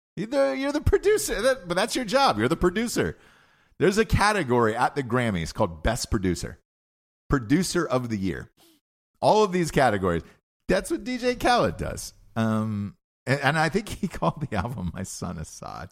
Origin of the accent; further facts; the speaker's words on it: Georgia, United States; moved away; I grew up in Georgia